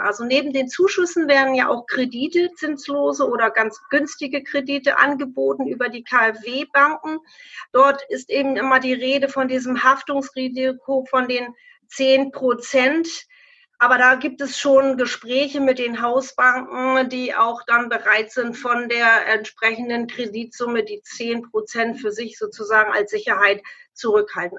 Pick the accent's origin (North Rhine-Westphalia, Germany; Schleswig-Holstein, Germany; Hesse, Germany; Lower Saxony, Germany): Lower Saxony, Germany; bei uns in Niedersachsen